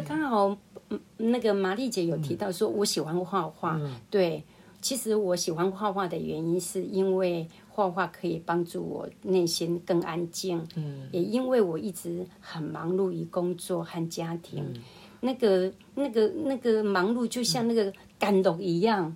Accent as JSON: {"language": "Chinese", "region": "Chiayi County", "country": "Taiwan", "tie": "born or raised there", "said": "我是在嘉义一个小村庄长大的孩子，父母亲都是务嗯。农，日出而作，日落而息"}